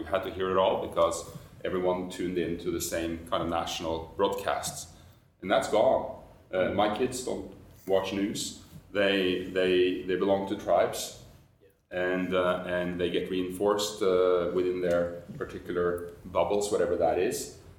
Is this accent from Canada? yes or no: no; Norway; when I grew up in Norway in kind of the 70s